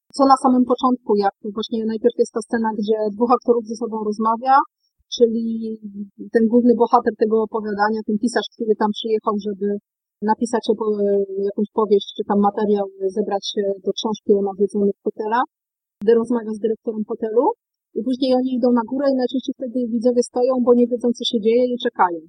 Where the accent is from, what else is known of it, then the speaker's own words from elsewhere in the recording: Wrocław, Lower Silesian Voivodeship, Poland; jako rodowita wrocławianka